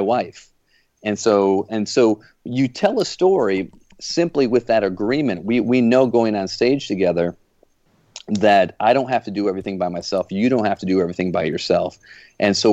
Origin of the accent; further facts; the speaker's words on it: Flint, Michigan, United States; now in Jupiter, Florida, United States; I live down in Jupiter, Florida now. As you guys know, I grew up in Flint, Michigan